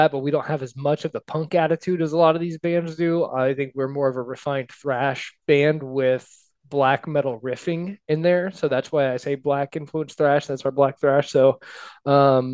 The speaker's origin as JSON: {"language": "English", "town": "Indianapolis", "region": "Indiana", "country": "United States", "said": "I'm from Indy"}